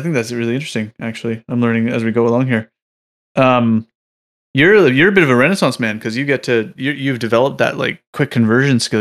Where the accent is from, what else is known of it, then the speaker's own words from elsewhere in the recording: Canada; in Canada, since we're, we're like your little neighbor